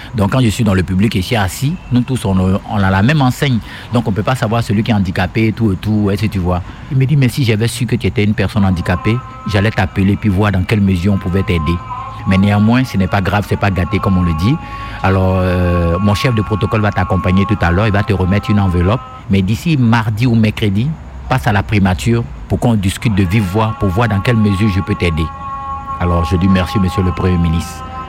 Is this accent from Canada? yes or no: no; Côte d’Ivoire; Je suis né en Côte d'Ivoire